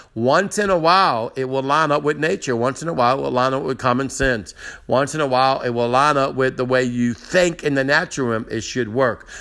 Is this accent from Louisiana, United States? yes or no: yes; New Orleans, Louisiana, United States; moved away as an adult; now in Slidell, United States; I'm from New Orleans and Metairie area, which is the part of the big city